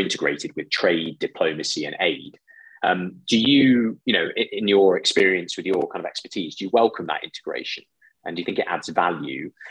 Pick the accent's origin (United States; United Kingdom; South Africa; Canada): United Kingdom; a British citizen